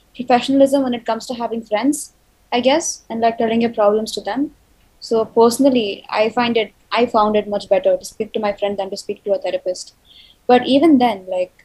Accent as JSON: {"language": "English", "country": "India", "said": "I'm an Indian."}